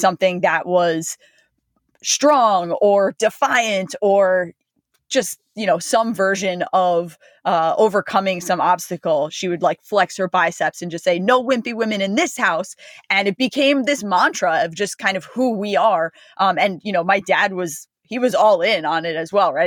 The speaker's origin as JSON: {"language": "English", "town": "Freehold", "region": "New Jersey", "country": "United States", "tie": "born or raised there", "said": "I grew up in, you know, it's a small town in New Jersey"}